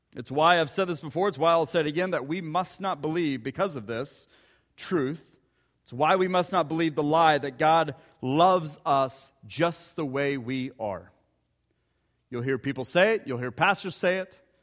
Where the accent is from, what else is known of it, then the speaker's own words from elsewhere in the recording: Ponca City, Oklahoma, United States; growing up in Ponca City, Oklahoma, about an hour from here